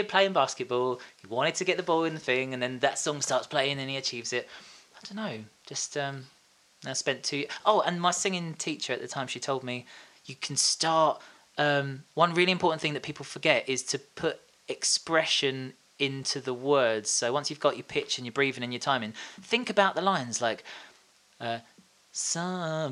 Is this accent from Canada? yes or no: no; Tilbury, East of England, United Kingdom; also born or lived in Orsett / Horndon on the Hill / Stanford-le-Hope; now in Westcliff-on-Sea, United Kingdom; I was born in Alsett Hospital, and I lived in a little place called Hongdon on the Hill for a while before we moved to Stamford, and then I spent most of my life in Tilbury Town.